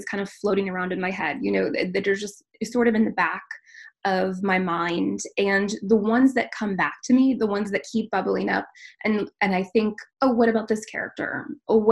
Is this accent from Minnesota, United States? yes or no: yes; Minnesota, United States; I was born and raised in Minnesota. I am raising my family now in Minnesota and am really a Midwesterner at heart.